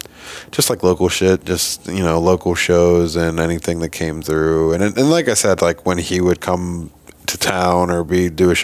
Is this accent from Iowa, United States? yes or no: yes; Iowa, United States; from Iowa.